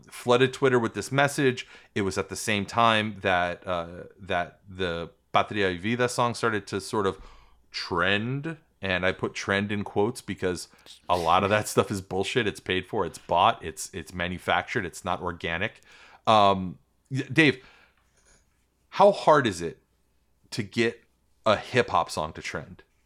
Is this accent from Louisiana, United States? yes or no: no; New York, United States; also born or lived in Puerto Rico; I'm from New York, but my family's country of origin, um, has been ravaged by the United States